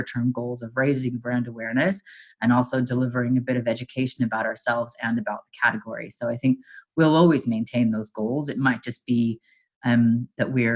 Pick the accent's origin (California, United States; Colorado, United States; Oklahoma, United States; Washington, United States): California, United States; Southern; moved away as an adult; also born or lived in Los Angeles; now in London, United Kingdom; born and raised in Southern California